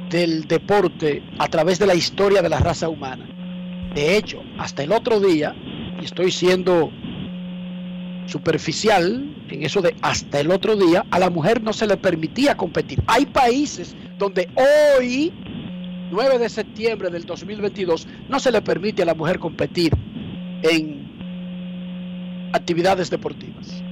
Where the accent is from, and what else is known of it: Dominican Republic